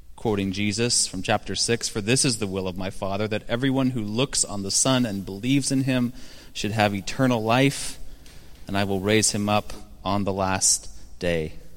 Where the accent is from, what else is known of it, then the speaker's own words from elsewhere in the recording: Seattle, Washington, United States; moved away; my hometown of Seattle. I should say, former hometown of Seattle.